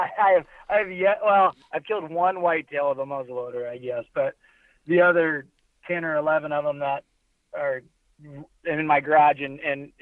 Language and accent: English; Keokuk, Iowa, United States; now in Iowa City, United States; I grew up in Keokuk, so very far southeast, and then now me and you both live Iowa City, Cedar Rapids